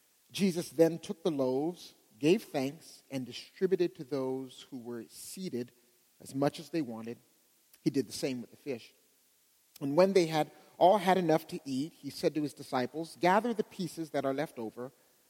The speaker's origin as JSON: {"language": "English", "town": "Pittsburgh", "region": "Pennsylvania", "country": "United States", "lives_now": "Dallas, United States", "said": "As Adam mentioned, I came from Pittsburgh. Don't worry, I'm not a Steeler fan"}